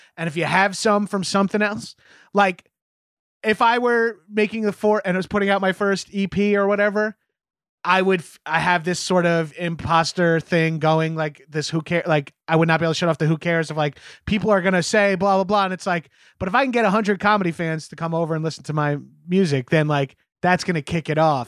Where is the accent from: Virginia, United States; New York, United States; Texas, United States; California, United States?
New York, United States; As a New Yorker